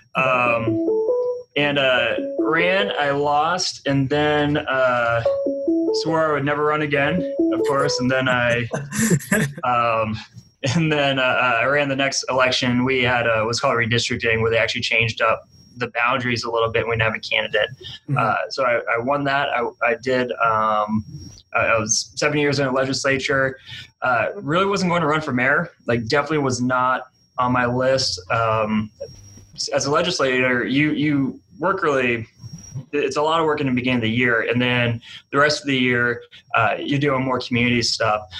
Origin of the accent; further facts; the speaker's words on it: New Hampshire, United States; moved away as an adult; now in Wichita, United States; I'm from New Hampshire originally, and I came here uh, to work in AmeriCorps